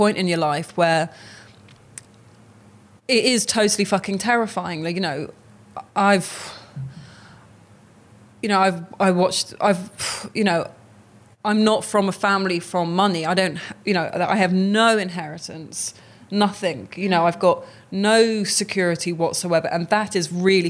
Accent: near Oxford, South East England, United Kingdom; I grew up near Oxford

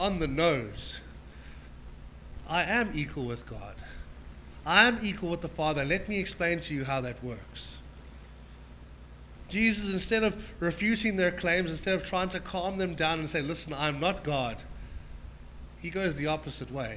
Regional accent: Johannesburg, Gauteng, South Africa; we grew up in Mondial, by the way, which is the pearl of South Africa. It's in the south of Joburg

